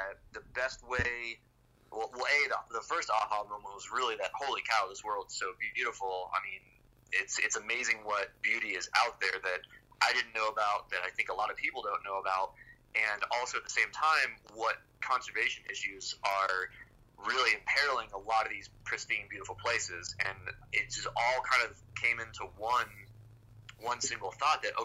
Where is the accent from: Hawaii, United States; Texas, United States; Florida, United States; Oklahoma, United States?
Florida, United States; moved away as an adult; now in Boulder, United States; I was born and raised in Florida